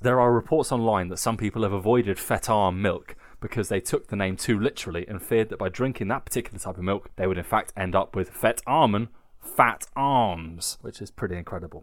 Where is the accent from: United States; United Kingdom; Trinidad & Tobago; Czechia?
United Kingdom; England; accent: painfully English; now in Nuremberg, Germany; I sound so painfully English